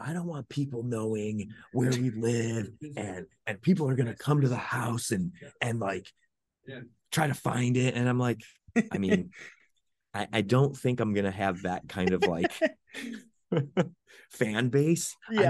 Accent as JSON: {"language": "English", "region": "Ohio", "country": "United States", "tie": "born or raised there", "moved": "yes", "said": "I'm from Ohio originally."}